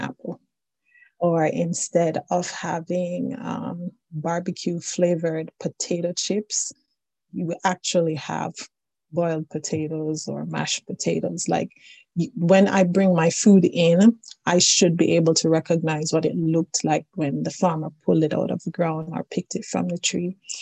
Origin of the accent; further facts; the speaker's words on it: Jamaica; now in Newfoundland, Canada; I am originally from Jamaica, but I've been around the world a bit. And at this moment, I am speaking with you from the island of Newfoundland